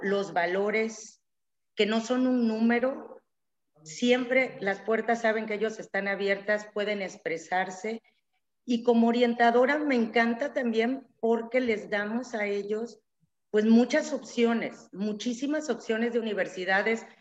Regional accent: Tabasco, Mexico; also born or lived in Mexico City; tanto mi esposo como yo somos tabasqueños

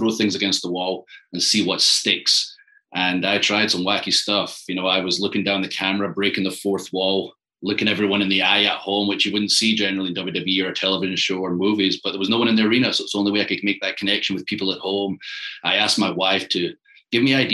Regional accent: Scotland, United Kingdom; moved away as an adult; now in Tampa, United States; I'm from Scotland

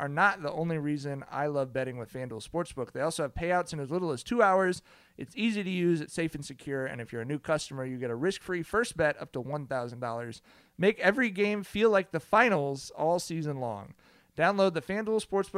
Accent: Southern California, United States; growing up in Southern California

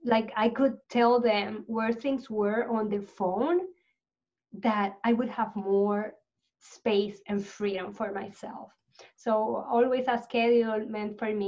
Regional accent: Puerto Rico; I grew up in Puerto Rico

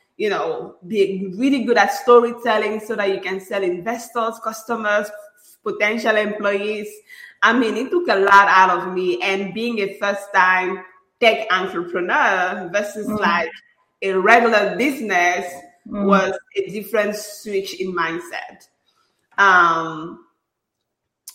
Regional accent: Cameroon; moved away as an adult; now in United States; I'm originally from Cameroon, out of Central Africa.

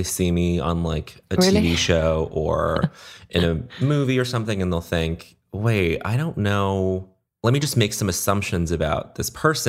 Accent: Brisbane, Queensland, Australia; born there; moved away; also born or lived in Montreal, Canada / United States; I mean, I was born in Brisbane, Australia. We moved to Montreal and then we moved to the US.

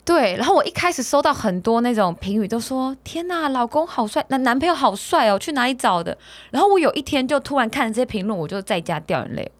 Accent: Taiwan

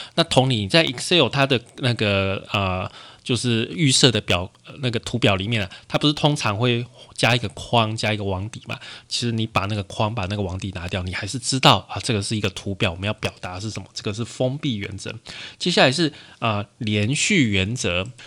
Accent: Taiwan; 我们台湾的习惯看直条图啦

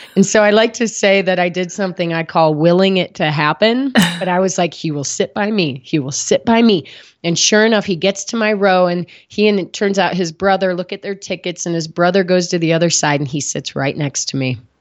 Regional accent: Midwest, United States; moved away as an adult; also born or lived in New Haven, Connecticut / San Diego; now in Boulder, United States; I grew up in the Midwest

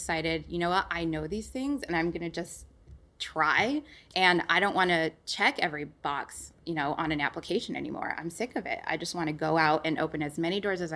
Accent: Utah, United States; moved away as an adult; now in Washington, D.C., United States; I'm from Utah

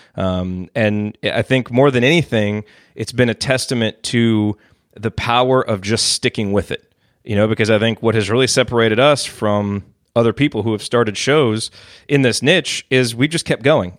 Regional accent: Bloomington, Indiana, United States; moved away as an adult; now in Dallas, United States; And so I grew up in Bloomington

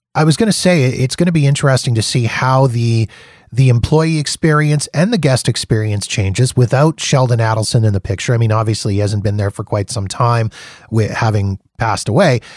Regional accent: Canada; being Canadian

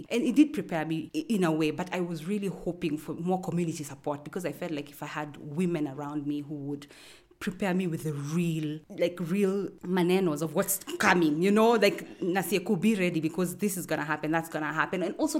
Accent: Kenya; also born or lived in Nairobi / Garissa / Kiambu / Naro Moru; I am from Kenya. I consider myself from all around Kenya because I was born in Nairobi. But both my mom and dad were police officers, so we moved quite a bit. We've lived in Garissa, I've lived in Kiambu and Narumoro, I've lived in Maralal

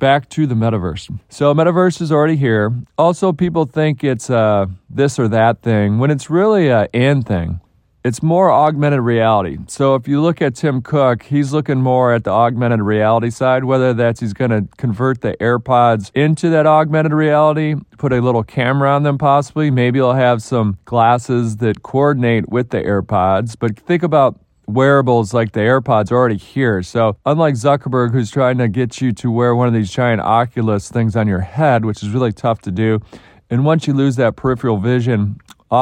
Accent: Detroit, Michigan, United States; my hometown of Detroit

